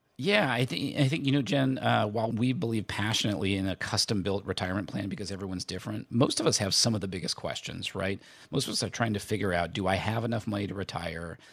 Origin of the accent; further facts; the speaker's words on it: Indiana, United States; I grew up in Indiana